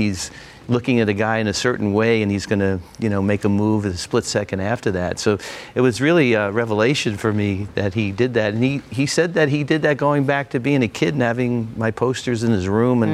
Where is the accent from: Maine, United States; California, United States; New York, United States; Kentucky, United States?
New York, United States; New York City; I was 5 years old and I was growing up in Brooklyn